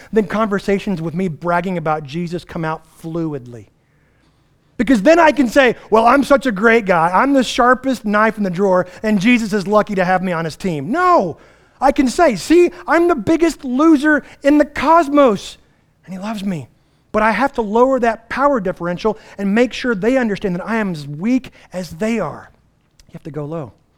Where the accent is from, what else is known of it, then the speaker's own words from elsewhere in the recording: United States; as American Western Christians